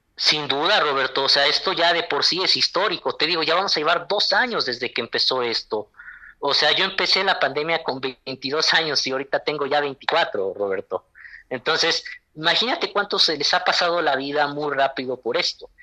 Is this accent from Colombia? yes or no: no; Mexico